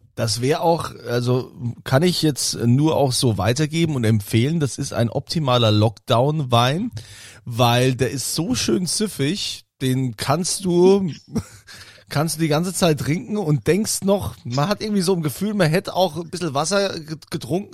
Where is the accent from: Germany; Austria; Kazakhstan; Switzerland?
Germany; Rhineland-Palatinate; ich als Pfälzer